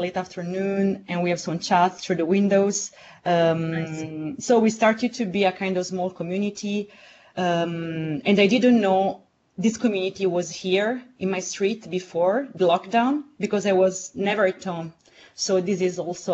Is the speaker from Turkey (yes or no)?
no; Southern Italy, Italy; now in Rome, Italy; my hometown in the south of Italy